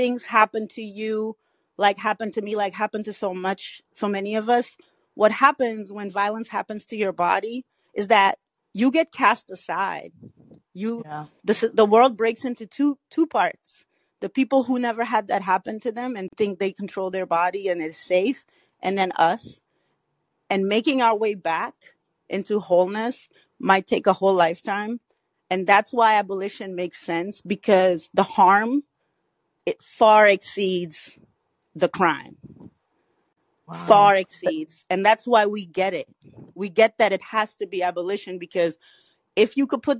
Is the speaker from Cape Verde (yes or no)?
yes; Cape Verde; moved away; I'm Cabo Verdean